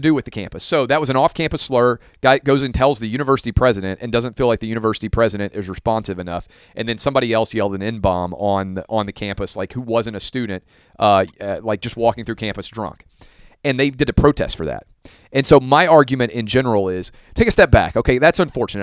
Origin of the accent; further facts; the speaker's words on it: Nashville, Tennessee, United States; my hometown of Nashville